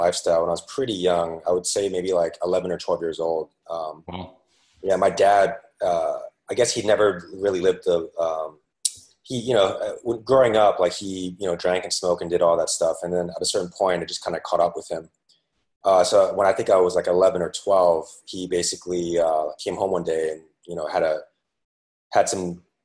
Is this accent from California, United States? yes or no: yes; San Francisco, California, United States; moved away as an adult; now in New York City, United States; I'm originally from San Francisco, and eventually found my way out to, born and raised there